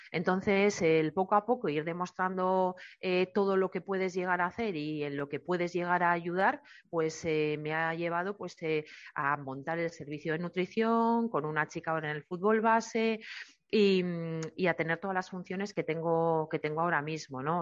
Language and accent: Spanish; Eibar, Basque Country, Spain; yo soy de Eibar y he vivido, he nacido y he vivido toda la vida allí